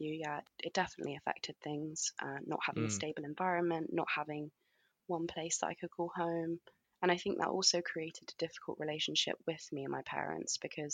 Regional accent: London, United Kingdom; I grew up in London with my mum and dad

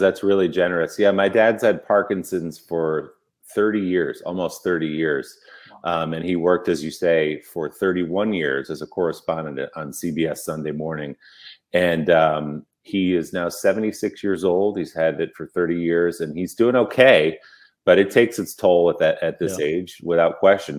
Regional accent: New Jersey, United States; growing up in New Jersey

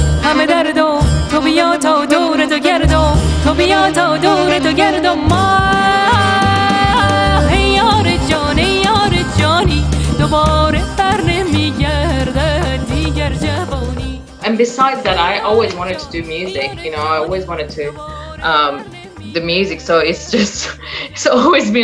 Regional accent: Iran; born or raised there; moved away as an adult; now in Perth, Australia

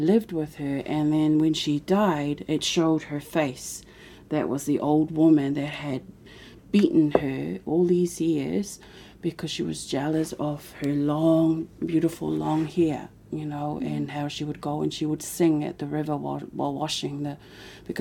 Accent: Samoa; moved away; as a young woman growing up in Samoa

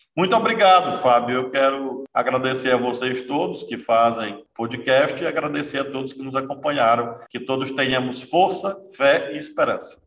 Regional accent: Brazil; nós somos brasileiros, brasileiros, brasileiras

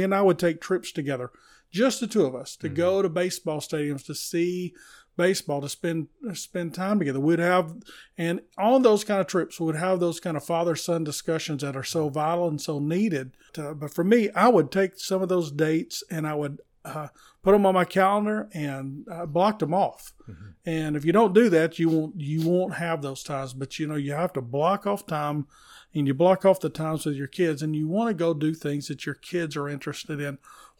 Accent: Tennessee, United States; I grew up down in the McMinn county area, and we would take off in the car and go see the Atlanta Braves, see Hank Aaron play baseball.

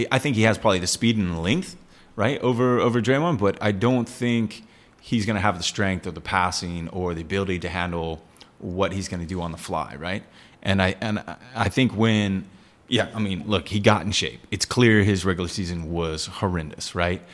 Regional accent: Texas, United States; moved away as an adult; now in Singapore

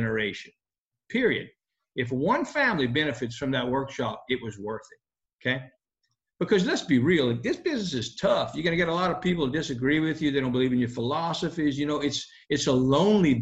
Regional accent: Ville Platte, Louisiana, United States; The little town we're from, of course, we're from Ville Platte

